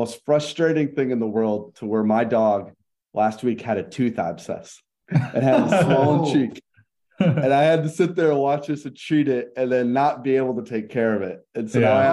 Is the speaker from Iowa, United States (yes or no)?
yes; Iowa, United States; I'm born in Iowa, just like Farrell